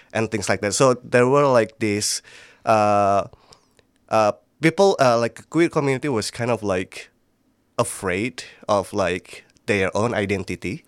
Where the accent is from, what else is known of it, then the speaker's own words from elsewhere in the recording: Magelang, Central Java, Indonesia; I'm from Indonesia, uh, Magelang, basically, like, in the central part of, like, Java.